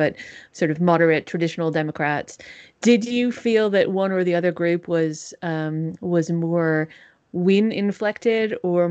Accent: New England, United States; I'm from New England, so I know what you mean.

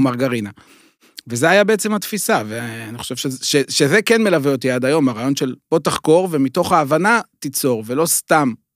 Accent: Beit Shemesh, Jerusalem District, Israel; אני גדלתי הרי באזור ירושלים, גרתי בבית שמש

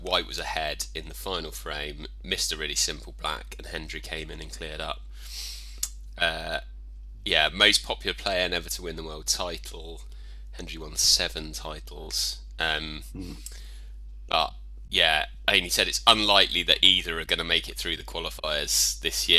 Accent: Aldershot, South East England, United Kingdom; my hometown, Aldershot.

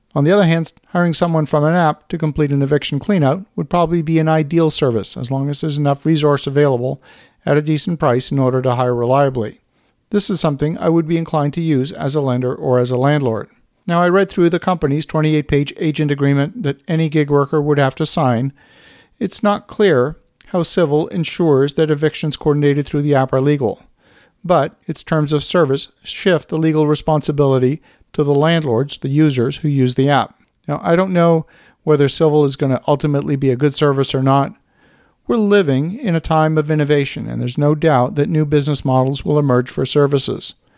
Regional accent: Canada; as a Canadian

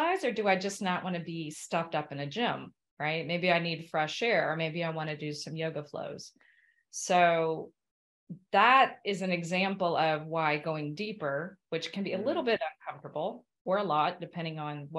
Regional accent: Kentucky, United States; moved away; I'm an American from Kentucky

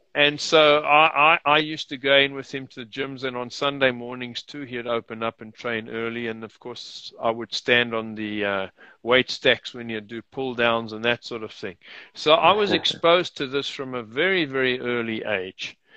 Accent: South Africa; also born or lived in United Kingdom / Rome, Italy; She and I were both born in South Africa

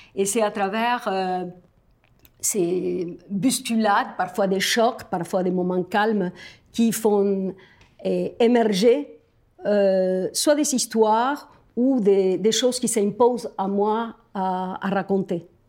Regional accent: Argentina; moved away; je viens de l'Argentine

